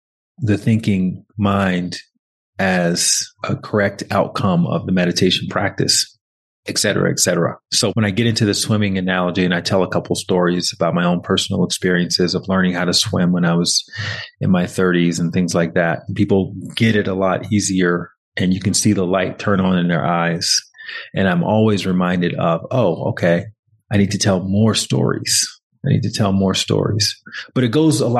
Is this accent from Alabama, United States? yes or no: yes; Montgomery, Alabama, United States; I'm from Alabama, from Montgomery, Alabama